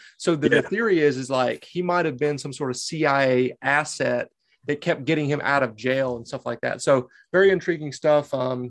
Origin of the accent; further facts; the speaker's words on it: North Carolina, United States; now in Boston, United States; I'm from North Carolina, right on the border of South Carolina